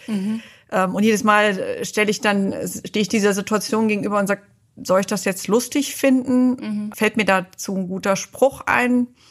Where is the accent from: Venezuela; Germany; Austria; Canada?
Germany; East Germany; moved away as an adult; also born or lived in New York / Detroit; ich bin in Ostdeutschland aufgewachsen